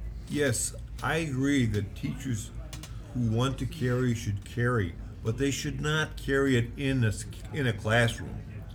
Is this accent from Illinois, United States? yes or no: yes; Chicago, Illinois, United States; I grew up in Chicago